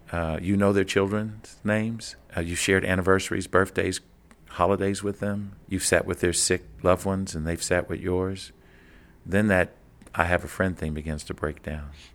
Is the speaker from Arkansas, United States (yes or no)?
no; Kentucky, United States; growing up in Kentucky, I would travel to southern Indiana, just across the Ohio River